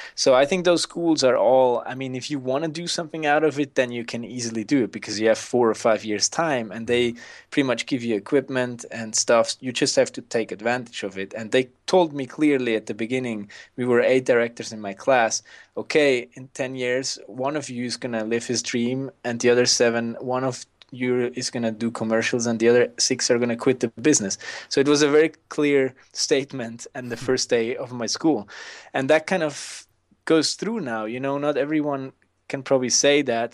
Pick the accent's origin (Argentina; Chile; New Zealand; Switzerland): Switzerland; I grew up in the Swiss mountains